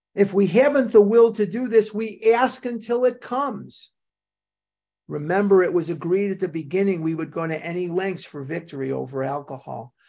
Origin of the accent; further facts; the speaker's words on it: Chicago, Illinois, United States; I was a kid growing up in Chicago